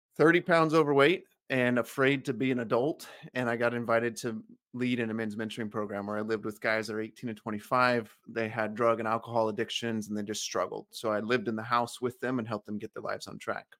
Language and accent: English; California, United States; I grew up in California on an orange farm